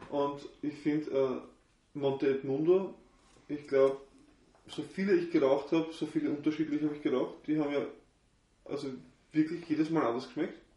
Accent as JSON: {"language": "German", "country": "Austria", "said": "bei uns in Österreich irgendwie so um die, was ist jetzt, 22,50 oder 24"}